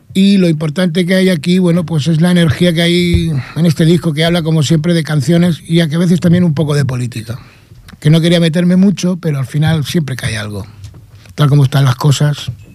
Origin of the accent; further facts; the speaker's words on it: Vélez-Rubio, Andalusia, Spain; Soy de Almería, Vélez Rubio